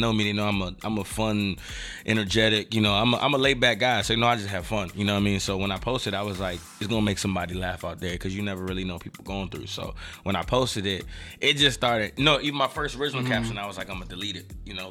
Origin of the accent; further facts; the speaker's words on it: Silver Spring, Maryland, United States; born and raised in Silver Spring